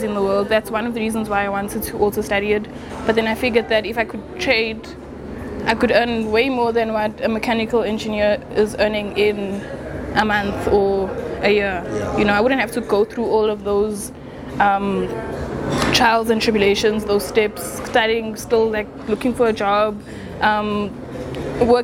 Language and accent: English; Johannesburg, Gauteng, South Africa; also born or lived in Durban; I've always lived in Johannesburg, grew up in Johannesburg, was born in Durban, moved here when I was like 2